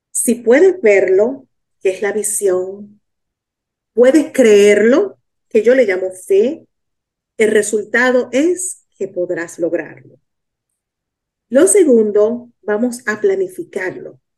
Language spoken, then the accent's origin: Spanish; Dominican Republic; now in Miami, United States; soy de la República Dominicana, vivo en Miami